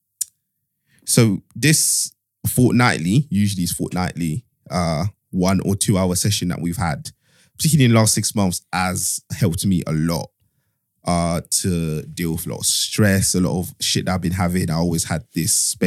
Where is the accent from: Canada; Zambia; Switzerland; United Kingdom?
Zambia; moved away; I was born in a small town in Zambia, which like a country that loads of people don't even know